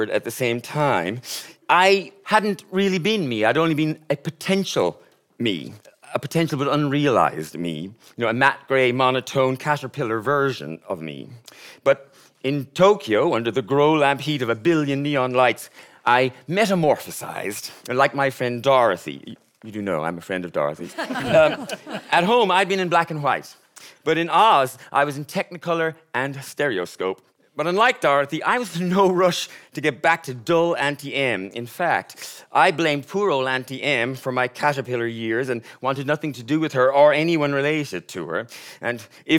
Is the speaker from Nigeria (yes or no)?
no; Ireland; moved away as an adult; also born or lived in Japan; being Irish